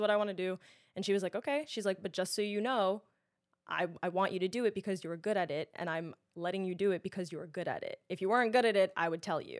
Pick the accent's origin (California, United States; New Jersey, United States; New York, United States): New York, United States; New York City; I'm born and raised in Queens, lived there